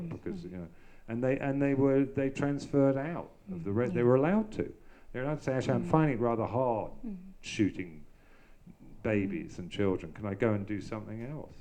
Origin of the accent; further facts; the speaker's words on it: London, United Kingdom; I grew up in the Hampstead Garden suburb in North London in the 1960s.